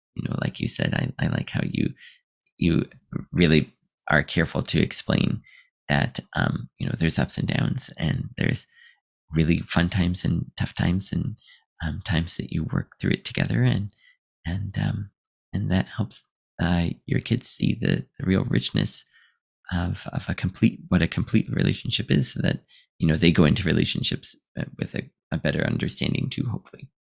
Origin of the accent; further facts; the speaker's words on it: United States; moved away as an adult; now in Japan; I'm from America